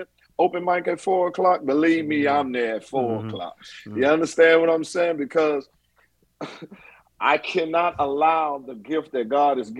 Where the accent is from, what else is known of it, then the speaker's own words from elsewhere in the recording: Washington, District of Columbia, United States; moved away as an adult; also born or lived in Atlanta, Georgia; I'm from Southeast DC